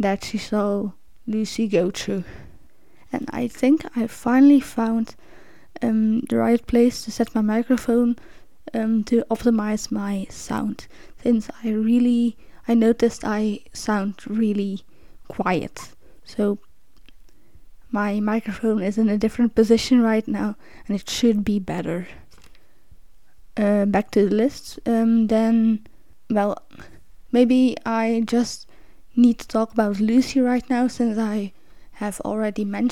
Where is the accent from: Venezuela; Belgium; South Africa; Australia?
Belgium; English is a second language; since I'm from Belgium and we learn French. We're either born speaking French or we learn it in school. Like, I've been learning French since I was 10.